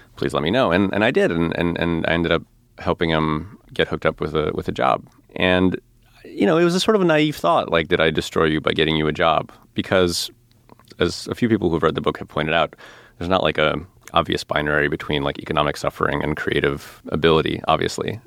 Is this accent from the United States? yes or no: yes; outside of Chicago, Illinois, United States; I grew up outside of Chicago